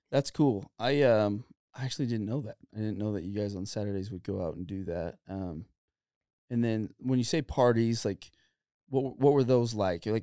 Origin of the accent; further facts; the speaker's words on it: Santa Clara, Utah, United States; I grew up in Santa